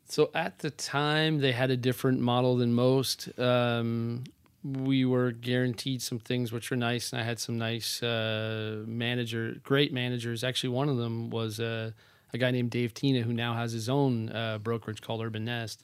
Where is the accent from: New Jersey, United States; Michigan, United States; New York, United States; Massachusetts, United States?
New Jersey, United States; Wanaque; I grew up in northern New Jersey. Uh, my mom owned a dance studio. My dad was in sales, so a town called Wanakee, New Jersey